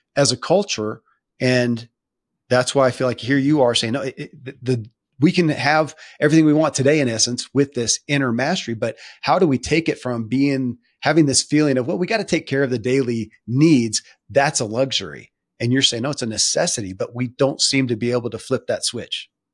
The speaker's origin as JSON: {"language": "English", "region": "Kentucky", "country": "United States", "tie": "born or raised there"}